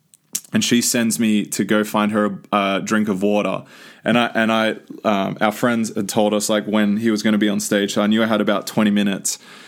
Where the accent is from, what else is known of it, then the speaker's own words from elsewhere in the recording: South Carolina, United States; accent: South Carolina; And that's my South Carolina accent.